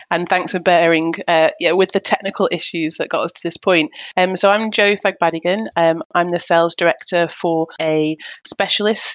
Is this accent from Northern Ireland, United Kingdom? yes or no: no; Manchester, North West England, United Kingdom; now in Hertfordshire, United Kingdom; I'm born and bred in Manchester, Manchester, England. And I live now in Hertfordshire